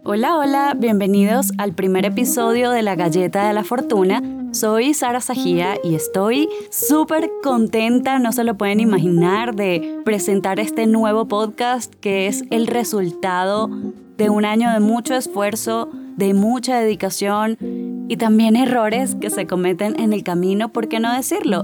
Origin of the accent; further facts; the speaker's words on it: Caracas, Capital District, Venezuela; accent: Caracas; now in Colombia; Soy de Venezuela, no sé si ya lo habrán notado por mi acento que es de Caracas.